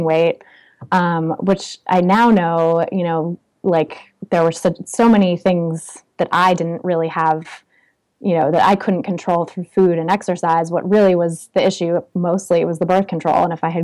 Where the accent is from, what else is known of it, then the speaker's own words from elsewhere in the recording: California, United States; also born or lived in Oakland, California / Paris, France; I grew up in California